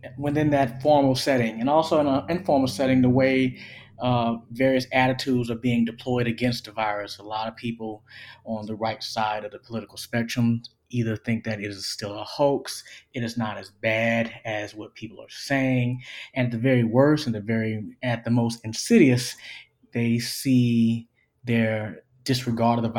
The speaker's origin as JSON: {"language": "English", "town": "Orangeburg", "region": "South Carolina", "country": "United States", "moved": "yes", "lives_now": "Athens, United States", "said": "I'm from Orangeburg, South Carolina"}